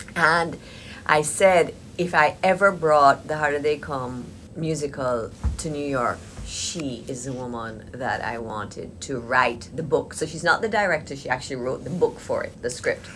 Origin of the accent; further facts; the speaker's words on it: Jamaica; I was born and raised in Jamaica